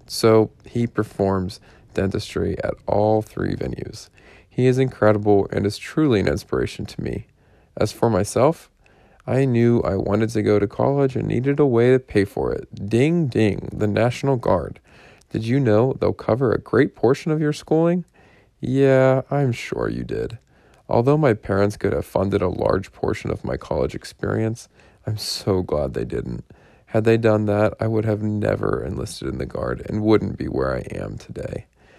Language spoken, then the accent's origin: English; Pittsburgh, Pennsylvania, United States; my hometown preference, the University of Pittsburgh.